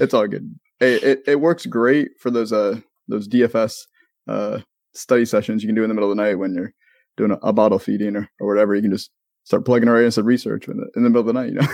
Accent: Maryland, United States; now in Florida, United States; I'm from Maryland

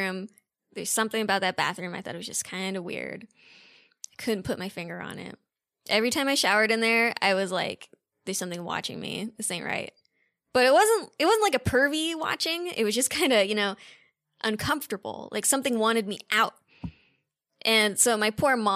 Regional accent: Redondo Beach, California, United States; I'm from Redondo Beach, California

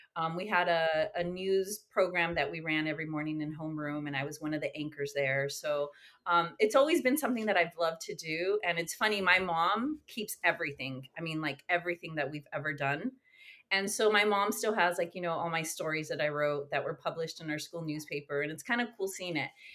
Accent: West Coast, United States; moved away as an adult; now in Long Beach, United States; I'm, I'm from the West Coast

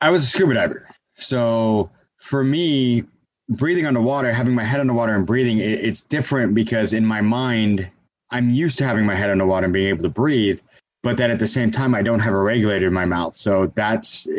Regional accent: Maple Valley, Washington, United States; I'm from Maple Valley

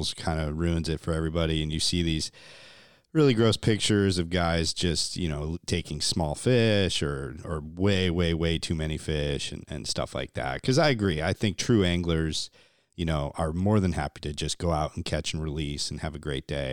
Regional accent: Connecticut, United States; I grew up in Connecticut

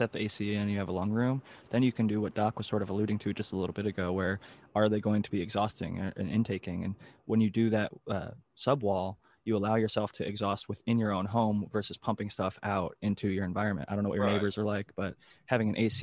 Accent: Ohio, United States; growing up in Ohio

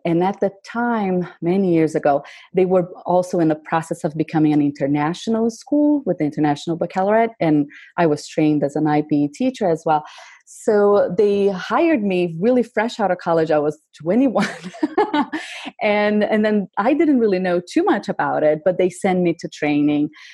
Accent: Brazil; moved away as an adult; I grew up in Brazil

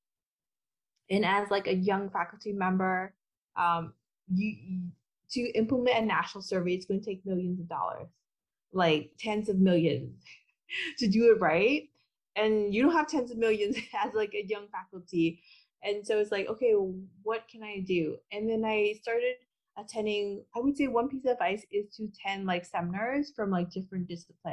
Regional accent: California, United States; moved away as an adult; also born or lived in Vietnam / Philippines; I grew up basically in California from the age of 5 to 23. So I grew up in California

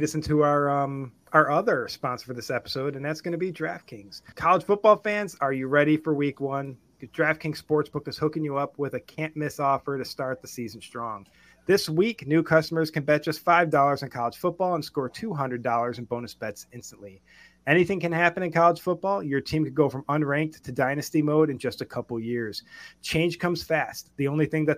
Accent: Buffalo, New York, United States; moved away; I'm from Western New York, and then I'd say Buffalo.

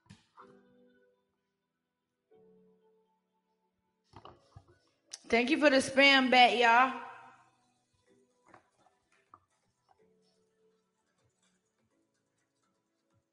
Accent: North Carolina, United States; I'm from North Carolina.

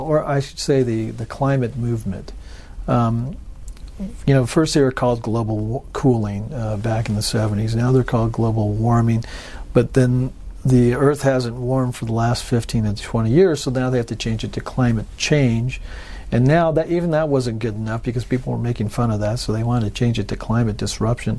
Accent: California, United States; moved away; also born or lived in Memphis, Tennessee; I'm from California

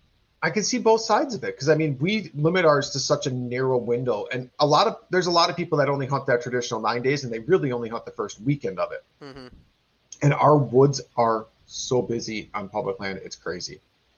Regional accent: Wisconsin, United States; And yeah, we are from Wisconsin. It's a big drinking state.

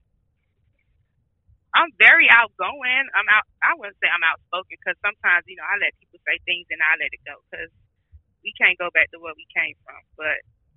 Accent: Miami, Florida, United States; I'm from Miami, so we only get two seasons, summer and hurricane. So I wasn't used to snow or none of that.

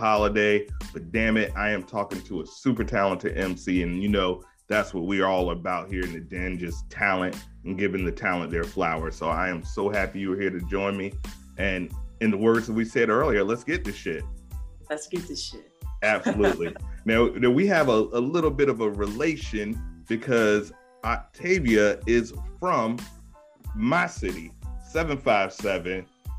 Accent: Virginia, United States; I don't have an accent. I'm from 757. We don't have accents.

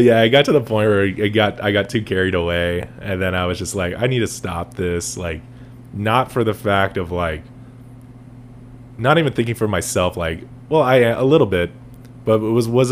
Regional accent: San Bernardino, California, United States; we grew up in San Bernardino

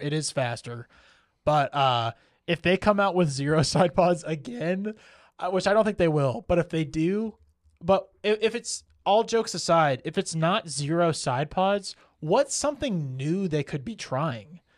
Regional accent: United States; as an American

